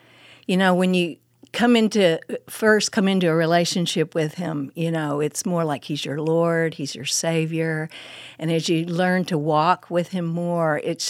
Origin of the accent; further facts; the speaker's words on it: Midwest City, Oklahoma, United States; moved away as an adult; also born or lived in Muskogee, Oklahoma / Fort Worth, Texas; I'm an Oklahoma girl. I was born and raised in Oklahoma, and I live there. If you ever heard this old country song … I'm an …. I lived there till I was fourth grade, and then we moved to Midwest